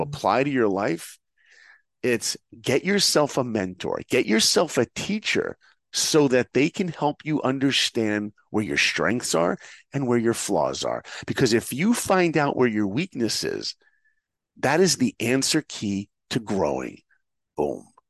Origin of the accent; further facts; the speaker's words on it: New York, United States; I grew up in New York